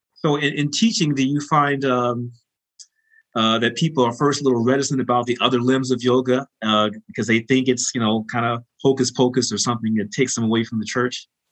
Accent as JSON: {"language": "English", "town": "Chicago", "region": "Illinois", "country": "United States", "tie": "born or raised there", "said": "the rich background that we share growing up in Chicago"}